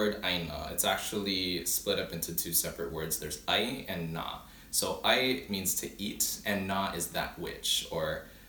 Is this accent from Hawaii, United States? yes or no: yes; Oahu, Hawaii, United States; first language Hawaiian; English is a second language; I am 25 years old, born and raised in Oahu, Hawaii, the Hawaiian Islands